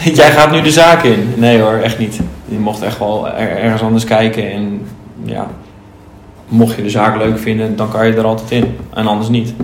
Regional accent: De Zilk, South Holland, Netherlands; Ik kom uit de Zilk

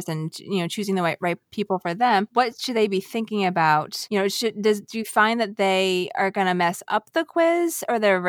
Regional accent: Virginia, United States; also born or lived in Washington, District of Columbia, United States; I grew up in Virginia

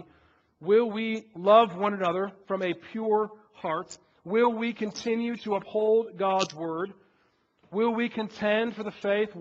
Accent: outside Chicago, Illinois, United States; moved away; Outside Chicago

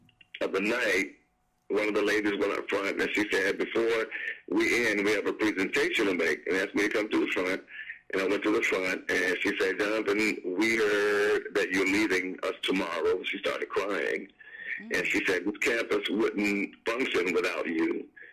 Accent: Atlanta, Georgia, United States; I'm from Atlanta.

